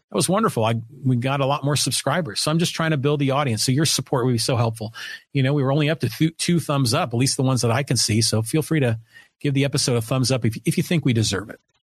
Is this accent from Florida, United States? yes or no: no; Poway, California, United States; my hometown, my community of Poway, California